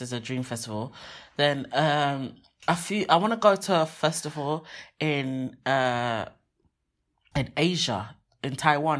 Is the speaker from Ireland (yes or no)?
no; Nigeria; I'm Nigerian